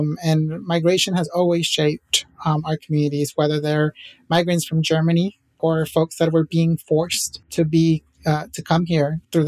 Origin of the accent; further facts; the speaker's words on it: Acapulco, Guerrero, Mexico; we are a huge soccer family, and we're from Mexico, from Acapulco, but we all have different soccer teams that we root for in Mexico, right?